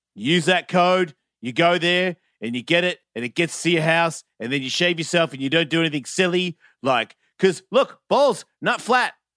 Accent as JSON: {"language": "English", "town": "Sandringham", "region": "Victoria", "country": "Australia", "said": "I'm from Sandringham"}